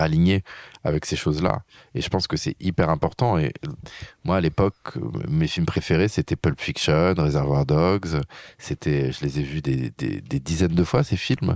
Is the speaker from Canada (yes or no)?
no; France; je suis un Français